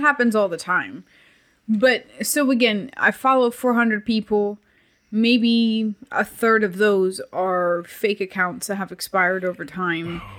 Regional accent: Puerto Rico; growing up in Puerto Rico

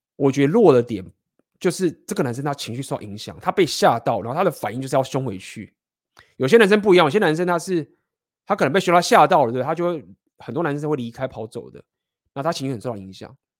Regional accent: Taiwan; also born or lived in Spain; 我们台湾人

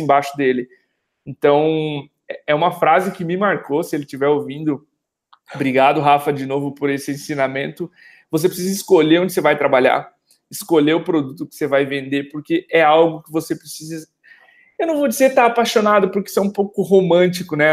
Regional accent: Brazil; Como brasileiros

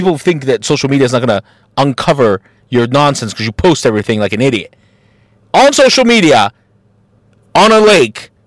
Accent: Mexico; now in Columbus, United States; as a Mexican and as an American

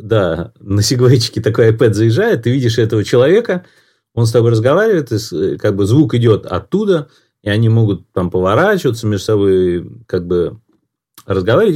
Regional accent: Moscow, Russia; я вырос в Москве

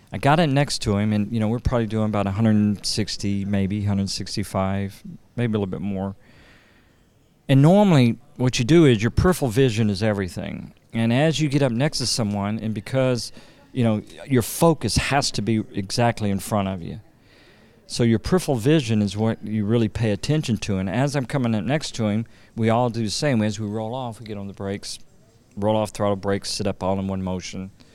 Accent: Louisiana, United States; I'm from Louisiana

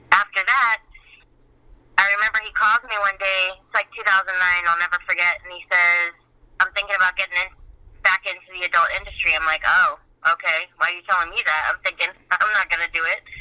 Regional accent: Miami, Florida, United States; I was born and raised in Miami

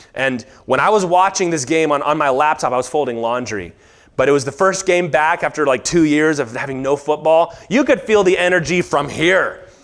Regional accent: Virginia, United States; I grew up in Virginia

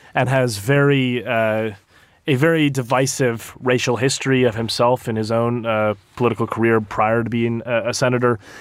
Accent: United States; moved away as an adult; as an American abroad

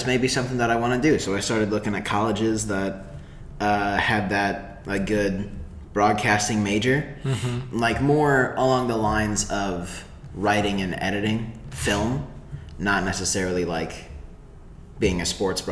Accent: Springfield, Illinois, United States; Springfield, Illinois. Born and raised

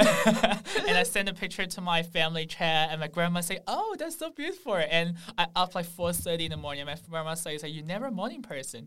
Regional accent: Shanghai, China; moved away as an adult; now in Sydney, Australia; I'm from Shanghai

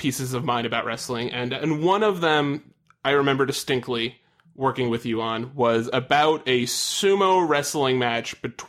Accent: Long Island, New York, United States; I'm from Long Island

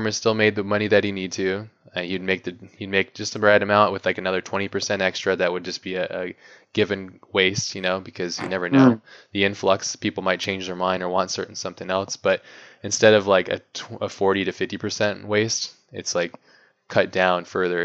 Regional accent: Hawaii, United States; when I was growing up, I grew up in Hawaii

